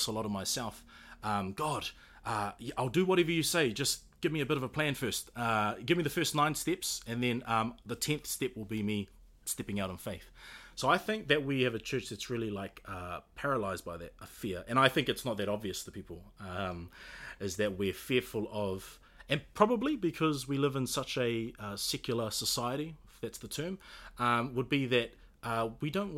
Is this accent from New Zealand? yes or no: yes; New Zealand; being Kiwi